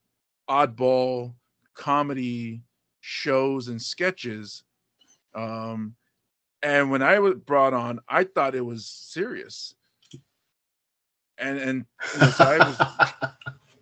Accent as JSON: {"language": "English", "region": "Hawaii", "country": "United States", "tie": "born or raised there", "also_born_or_lived": "Buffalo, New York / Pittsburgh, Pennsylvania", "said": "being raised here in Hawaii, I grew up in an Asian neighborhood"}